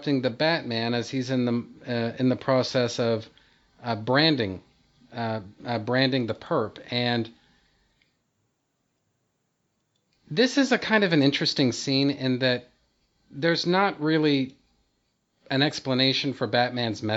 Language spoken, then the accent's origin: English; Texas, United States; I was born and bred in Texas